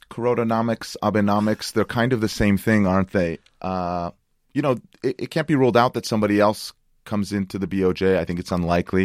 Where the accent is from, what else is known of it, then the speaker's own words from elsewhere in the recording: United States; moved away; my home country, the United States